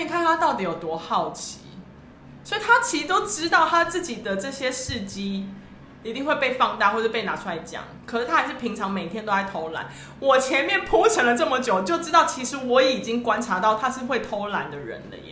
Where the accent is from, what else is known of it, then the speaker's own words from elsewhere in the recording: Taipei, Taiwan; 我台北人